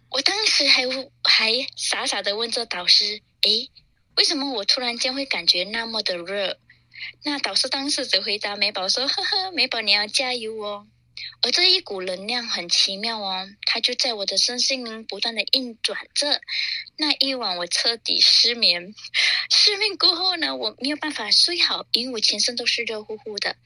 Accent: Malaysia; moved away as an adult; now in Singapore; 我也从马来西亚移民来到了新加坡

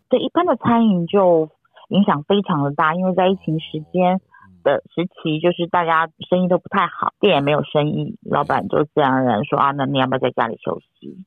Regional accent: Taiwan; 我们台湾人太喜欢干杯了

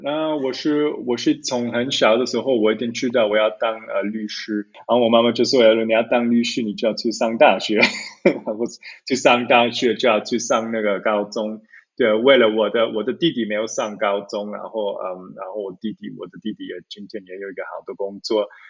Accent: Zurich, Switzerland; Chinese is a second language; also born or lived in Taiwan; 我是在苏黎世，呃，城市，呃，长大的

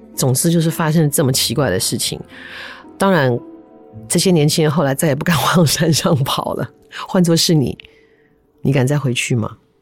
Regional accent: Taipei, Taiwan; 因为我小时候住在台北松山区，松山那一带

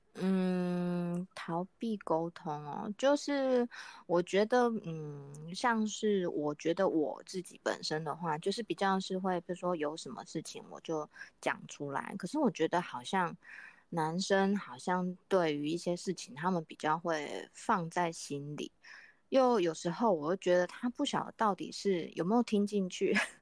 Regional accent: Kaohsiung, Taiwan; 我是来自高雄的

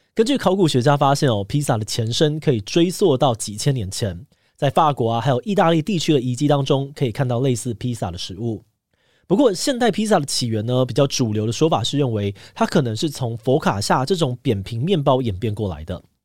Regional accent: Taiwan; 身为台湾人

